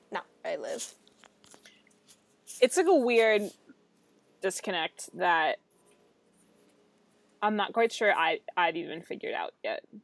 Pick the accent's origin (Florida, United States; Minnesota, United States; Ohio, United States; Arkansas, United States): Ohio, United States; Cincinnati; But I I'll go to like other places and tell people that I'm from Cincinnati.